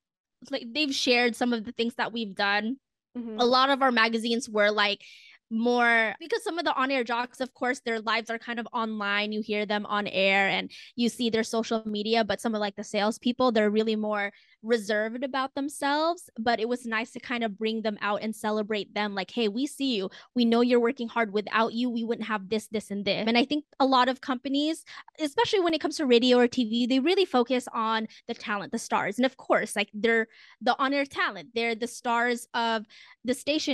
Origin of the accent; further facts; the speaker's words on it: Philippines; that's kind of just really important to me as a woman of color and as a Filipino to just feel seen for once.